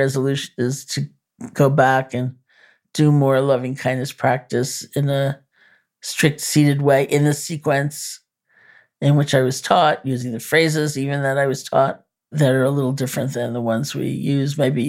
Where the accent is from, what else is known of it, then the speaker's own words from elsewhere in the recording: New York, United States; I'm a New Yorker.